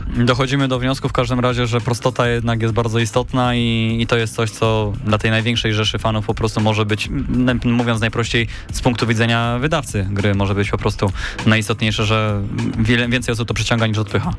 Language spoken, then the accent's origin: Polish; Poznań, Greater Poland, Poland; tutaj lokalnie my jesteśmy z Poznania